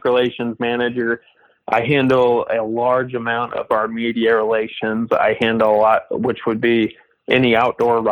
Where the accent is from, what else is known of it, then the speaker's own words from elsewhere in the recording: Bloomsdale, Missouri, United States; also born or lived in Oregon; now in West Point, Mississippi, United States; I grew up in a tiny town in Southeast Missouri.